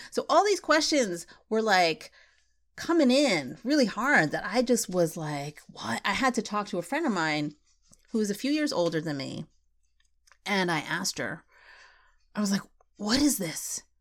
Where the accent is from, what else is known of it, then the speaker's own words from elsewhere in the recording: United States; I wasn't really Filipino because I was born in the States